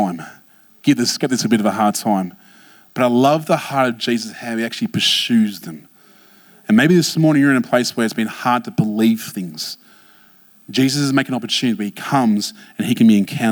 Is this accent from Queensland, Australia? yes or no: no; Blacktown, New South Wales, Australia; I grew up in Blacktown